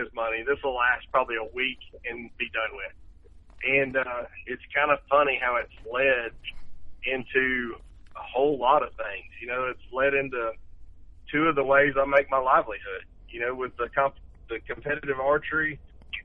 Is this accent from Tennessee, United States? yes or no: no; Enterprise, Alabama, United States; my hometown of Enterprise